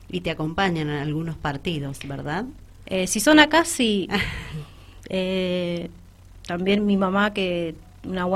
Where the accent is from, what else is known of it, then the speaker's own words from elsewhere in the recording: Malargüe, Mendoza, Argentina; moved away; no soy de acá, soy de Malargüe